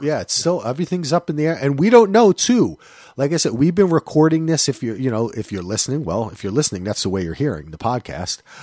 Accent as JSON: {"language": "English", "region": "New Jersey", "country": "United States", "said": "I am from New Jersey"}